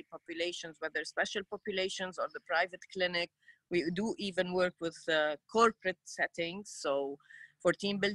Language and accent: English; Lebanon; also born or lived in United States; I'm from Lebanon, Middle East